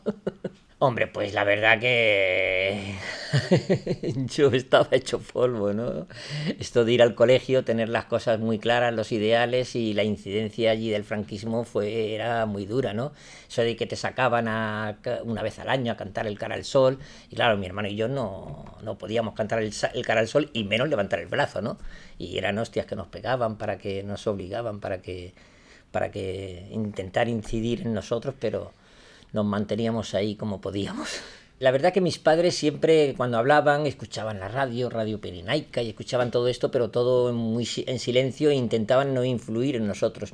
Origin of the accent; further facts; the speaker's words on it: Torre-Pacheco, Region of Murcia, Spain; now in Palma, Spain; Yo nací en Torrepacheco, es un pueblo de Murcia